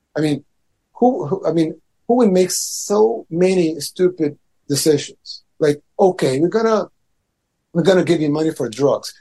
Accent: El Salvador

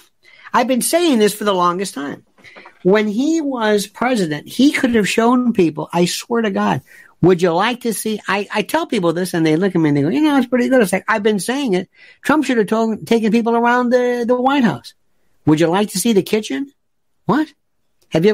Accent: New York City, New York, United States; in my hometown of New York

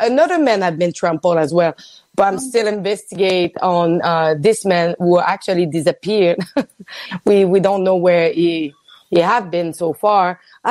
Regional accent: Quebec City, Quebec, Canada; Quebec City.

